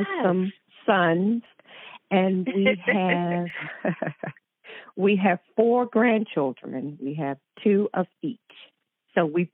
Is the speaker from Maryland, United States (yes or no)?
yes; Baltimore, Maryland, United States; I'm from Baltimore, Maryland. I grew up in Baltimore, and I've been living in Baltimore all my life